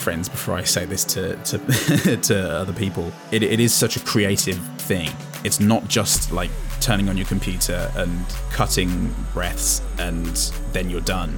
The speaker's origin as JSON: {"language": "English", "region": "England", "country": "United Kingdom", "said": "as an Englishman"}